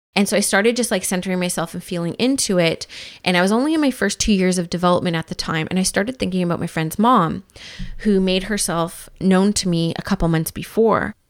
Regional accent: Vancouver, British Columbia, Canada; now in Squamish, Canada; I grew up in Vancouver and, of course, live in Squamish now

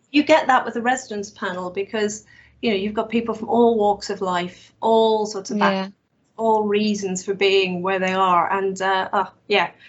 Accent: Ireland; now in United Kingdom; it's been harder being Irish

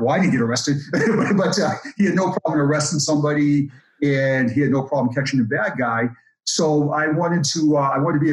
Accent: Boston, Massachusetts, United States; I grew up in Boston, and my neighborhood had a police officer

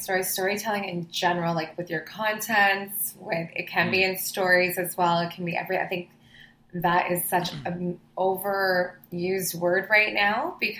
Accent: Toronto, Ontario, Canada; born or raised there; also born or lived in Cayman Islands

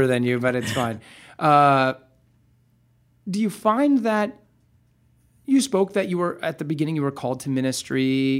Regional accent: Nebraska, United States; I'm from Nebraska.

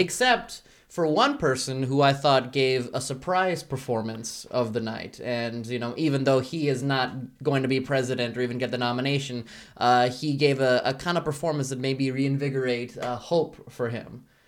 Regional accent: Bosnia & Herzegovina; moved away; I'm originally from Bosnia and Herzegovina, but I, uh, swam all the way here

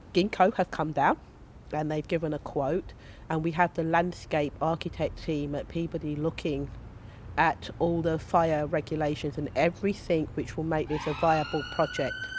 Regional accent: London, United Kingdom; also born or lived in Stockwell / Kennington / Southwark; I'm from Brixton, I grew up in Brixton

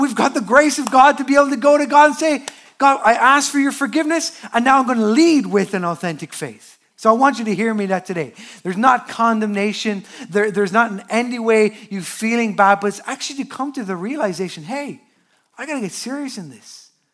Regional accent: Newbridge, Leinster, Ireland; I am from Newbridge, that is Culchiland, the commuter town outside of Dublin.

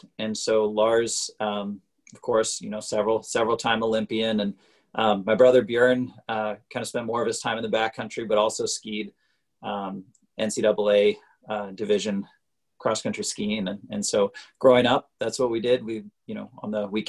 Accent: Portland, Oregon, United States; also born or lived in Bend, Oregon; I was in Portland, Oregon

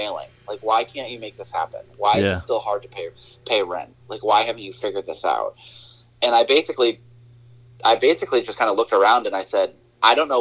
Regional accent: New England, United States; also born or lived in Nashville / Portland, Maine; I was born and raised in New England.

